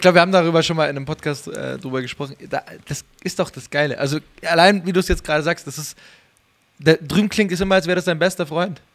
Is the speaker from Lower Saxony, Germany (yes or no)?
no; Munich, Bavaria, Germany; als Münchner